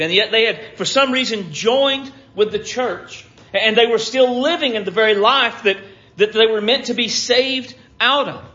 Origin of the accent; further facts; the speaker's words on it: United States; as American Christians